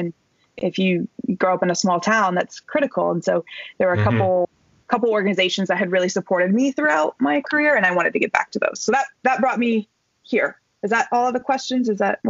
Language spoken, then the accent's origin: English; Midwest, United States; I mean, I grew up in the Midwest, so I think that's the training.